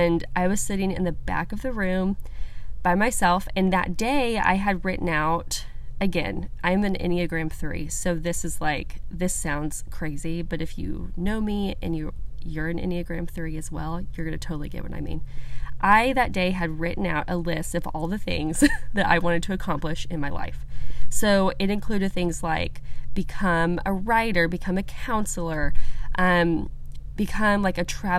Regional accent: Bible Belt America, United States; I grew up in the Methodist Church in Bible Belt America

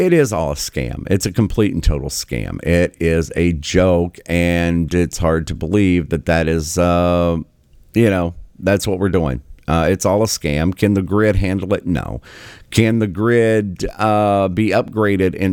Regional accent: Southern West Virginia, United States; I am from Southern West Virginia, born and raised, lived there for many decades.

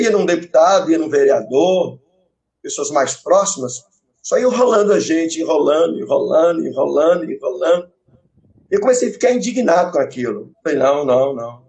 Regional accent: Santa Luzia, Minas Gerais, Brazil; eu nasci na cidade de Santa Luzia, sabe? Eu sou de Luziense

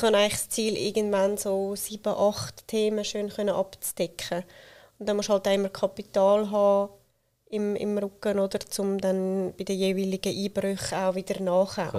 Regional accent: Switzerland; wir Schweizerinnen und Schweizer

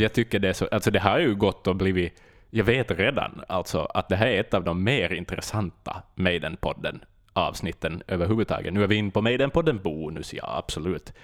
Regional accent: Vaasa, Ostrobothnia, Finland; min hemstad

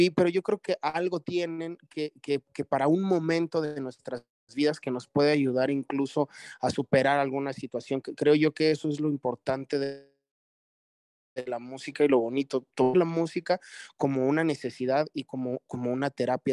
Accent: Mexico

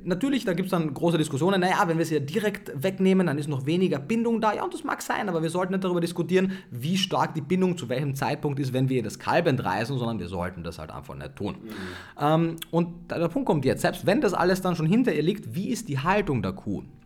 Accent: Austria; Ich komme aus Österreich

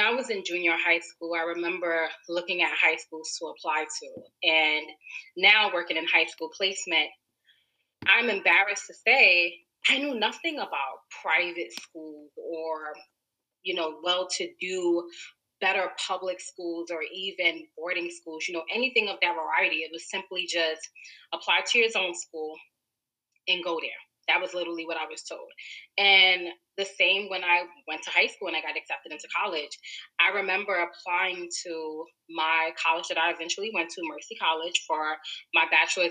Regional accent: New York City, New York, United States; also born or lived in Harlem, New York; I was born and raised in Brooklyn

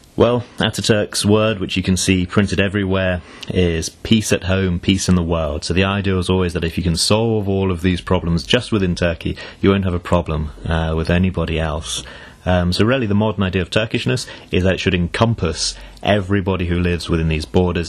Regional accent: United Kingdom; I'm British through and through

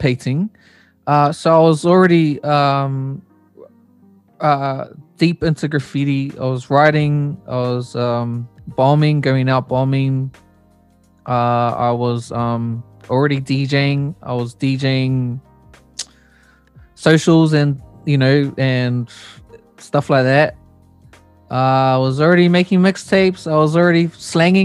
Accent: Hamilton, Waikato, New Zealand; also born or lived in Auckland; I was born in Auckland, and my family moved down to Hamilton when I was 5, and I was there until I left home.

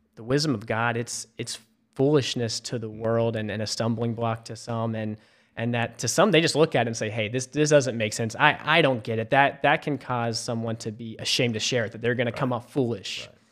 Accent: Memphis, Tennessee, United States; moved away as an adult; also born or lived in South Carolina; now in Charleston, United States; I grew up in Memphis, Tennessee.

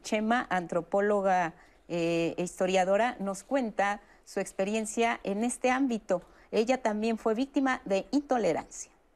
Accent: Mexico; somos los mexicanos

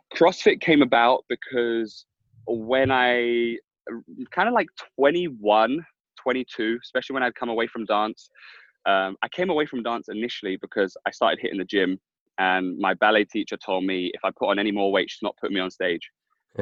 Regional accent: London, United Kingdom; I grew up in Hackney

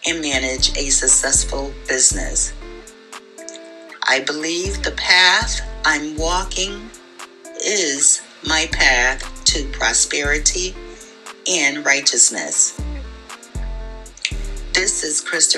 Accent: Hartford, Connecticut, United States; Born and raised in Hartford, Connecticut, raised by my mom, Marcia Hippolyte

